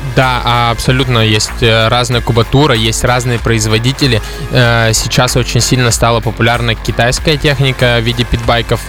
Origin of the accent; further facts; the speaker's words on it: Udmurtia, Russia; я из Удмуртии в первую очередь